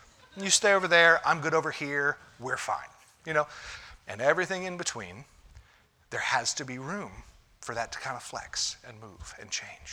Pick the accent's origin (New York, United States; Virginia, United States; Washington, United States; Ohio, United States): Ohio, United States; moved away; I'm from Ohio